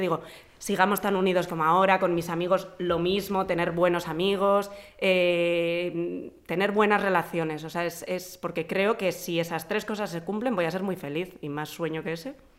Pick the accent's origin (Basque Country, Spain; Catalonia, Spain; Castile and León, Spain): Basque Country, Spain; Vitoria-Gasteiz; moved away as an adult; also born or lived in Madrid; nací en Vitoria y viví en Vitoria hasta que me vine a vivir a Madrid para estudiar la carrera